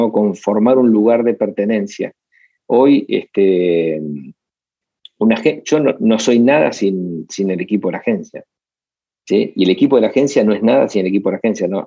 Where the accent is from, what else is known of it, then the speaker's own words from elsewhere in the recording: Buenos Aires, Argentina; born there; Eh, nací en Buenos Aires, pero no, no, hoy no, no, es mi lugar.